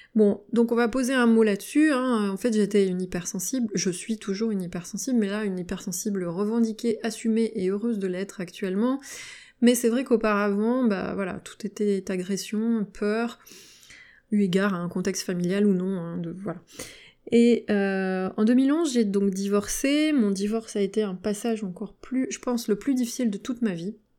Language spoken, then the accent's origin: French; Valence, Auvergne-Rhône-Alpes, France; now in Lyon area, France; je vis en région lyonnaise, je suis originaire de Valence, dans la Drôme